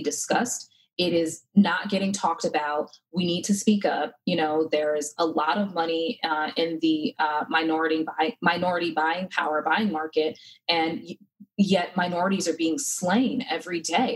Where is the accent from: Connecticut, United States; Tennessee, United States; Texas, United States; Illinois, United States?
Connecticut, United States; now in North Carolina, United States; Growing up in Connecticut, my mom would always send my sister and I here to North Carolina